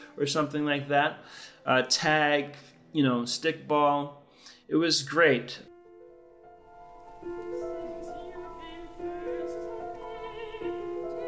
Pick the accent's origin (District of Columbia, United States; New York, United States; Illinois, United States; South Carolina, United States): New York, United States; New York City; Growing up in New York really was the key influence for where I am now.